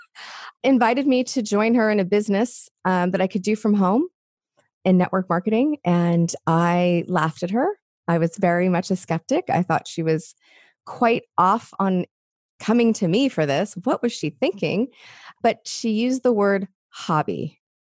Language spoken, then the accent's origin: English; Los Angeles, California, United States; I grew up in Los Angeles